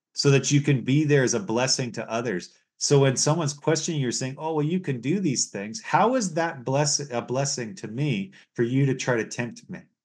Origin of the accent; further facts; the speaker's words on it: United States; now in Canada; where I was born in the United States